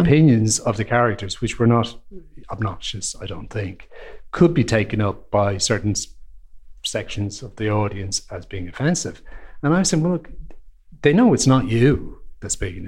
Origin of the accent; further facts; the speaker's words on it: Ireland; as an Irish person